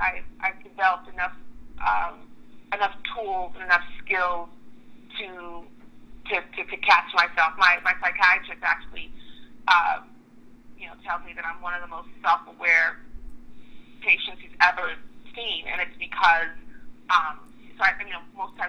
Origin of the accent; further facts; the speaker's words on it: Oklahoma, United States; also born or lived in Nigeria; I was born in Nigeria, but I was raised in Oklahoma, actually.